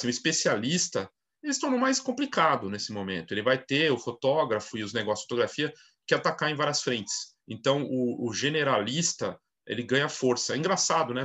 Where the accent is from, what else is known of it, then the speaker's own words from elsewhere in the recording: Brazil; todos nós, né, como brasileiros